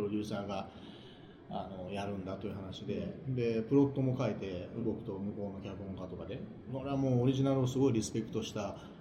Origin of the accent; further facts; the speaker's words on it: Kansai, Japan; 関西人だから